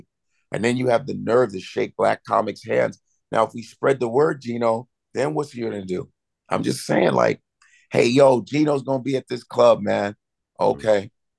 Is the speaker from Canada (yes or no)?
no; Chicago, Illinois, United States; I grew up in Chicago, and, you know, you got the most segregated city in the country, Chicago.